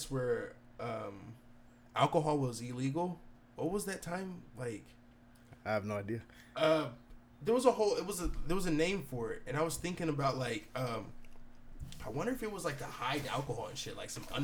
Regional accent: United States; I'm too American for that shit, bro.

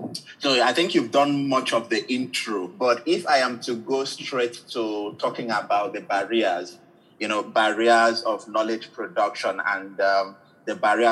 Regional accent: Nigeria; I'm a Nigerian

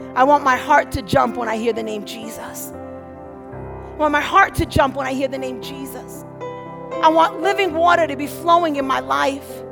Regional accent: New York City, New York, United States; moved away; I'm from Brooklyn

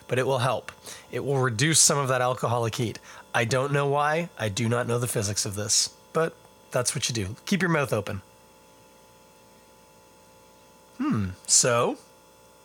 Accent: Toronto, Ontario, Canada; I am born and bred right here in Ontario, in Scarborough is where I was born. Now live in Toronto

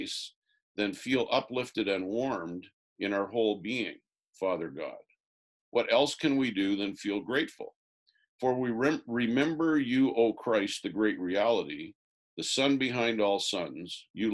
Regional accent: Orangeville, Ontario, Canada; Orangeville, my hometown

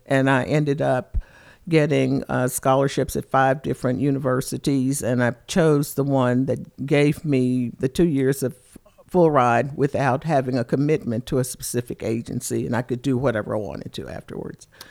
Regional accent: Lexington, Kentucky, United States; I am from Lexington, Kentucky

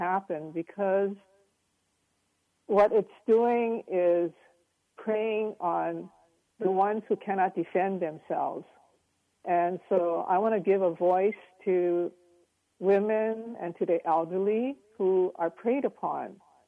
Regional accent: Hawaii, United States; moved away as an adult; now in San Francisco, United States; I'm Asian American, raised in Hawaii

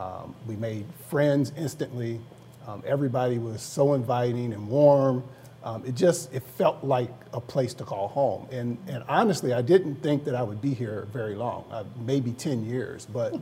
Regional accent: Carmel, Indiana, United States; moved away as an adult; now in Naperville, United States; the area that I grew up in Carmel, Indiana

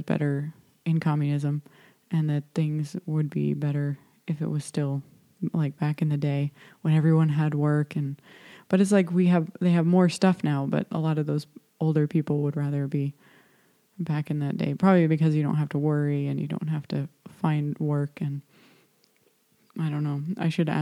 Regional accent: United States; now in Poland; I'm an American

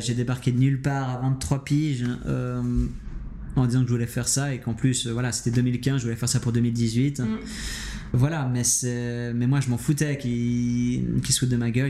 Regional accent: Geneva, Switzerland; je suis de Genève

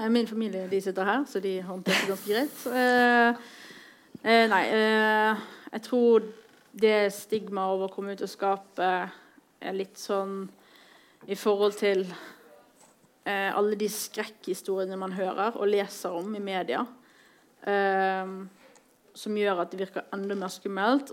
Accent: Bergen, Vestland, Norway; moved away as an adult; now in Oslo, Norway; er fra Bergen. Jeg bor i Oslo

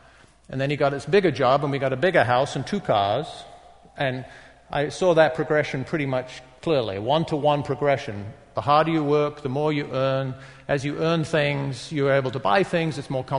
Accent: England, United Kingdom; I grew up in England. I grew up in a non-Christian home. Although we went to church, but you did that in England in the 50s.

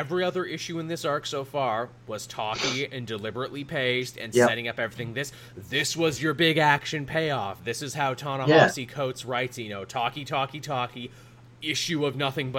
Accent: Canada; I am forever forced to explain American history to Americans as a Canadian.

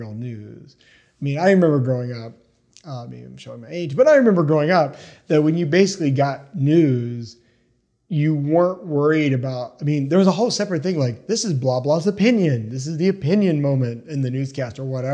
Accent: East Tennessee, United States; also born or lived in New Jersey; I was born in Jersey, but I grew up in East Tennessee.

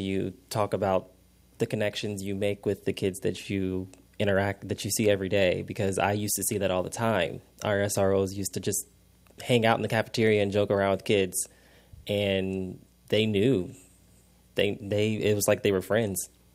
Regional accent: Indianapolis, Indiana, United States; I'm from Indianapolis, so I went to Ben Davis

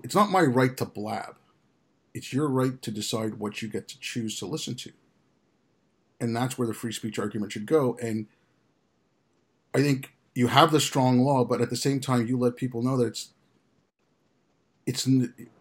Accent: Canada; also born or lived in India; I was born in India. I grew up in Canada.

